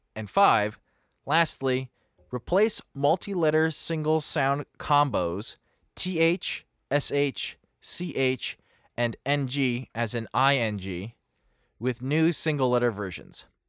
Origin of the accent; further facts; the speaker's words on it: Pennsylvania, United States; I'm from Pennsylvania and there's a lot of Pennsylvania Dutch speakers